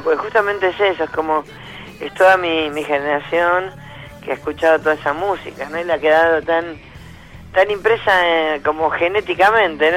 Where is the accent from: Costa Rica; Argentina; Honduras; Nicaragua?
Argentina; Ramos Mejía, Buenos Aires Province; Ramos Mejía, donde soy yo, de Buenos Aires